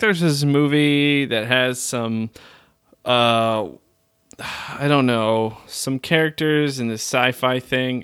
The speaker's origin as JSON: {"language": "English", "region": "Arizona", "country": "United States", "tie": "born or raised there", "also_born_or_lived": "Flagstaff", "moved": "yes", "said": "most of my life, or at least my younger years, I grew up in Arizona"}